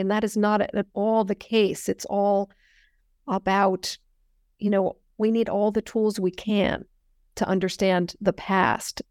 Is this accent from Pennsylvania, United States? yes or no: no; Northern California, United States; I grew up in Northern California